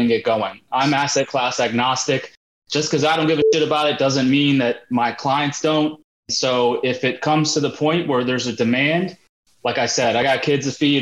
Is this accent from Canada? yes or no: no; India; I'm Indian